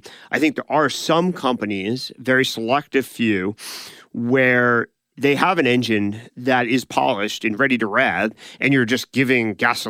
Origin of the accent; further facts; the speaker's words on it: California, United States; So, for example, we grew up in Silicon Valley that went through 2000 to 2002.